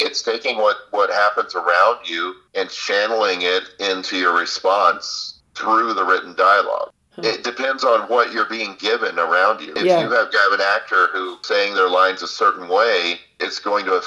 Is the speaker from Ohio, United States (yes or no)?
no; Florida, United States; accent: Southern; I grew up in Florida.